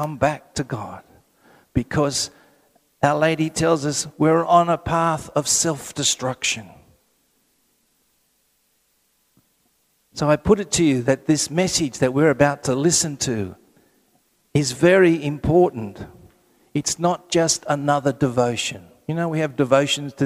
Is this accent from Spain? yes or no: no; Sydney, New South Wales, Australia; I'm from Sydney